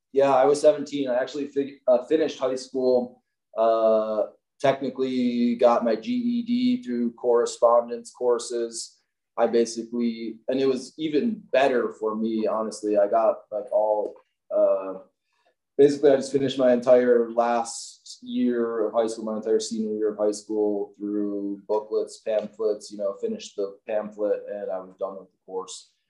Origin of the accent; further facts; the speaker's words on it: Milwaukee, Wisconsin, United States; moved away as an adult; now in Salt Lake City, United States; I grew up in Milwaukee, Wisconsin